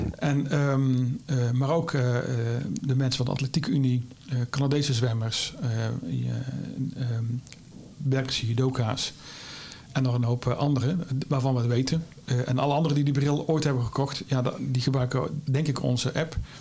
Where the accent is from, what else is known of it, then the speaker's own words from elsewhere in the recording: Vught, North Brabant, Netherlands; accent: Brabant; is een Brabander, maar dat dat kun je makkelijk horen, denk ik. Eh, ik kom oorspronkelijk uit Vught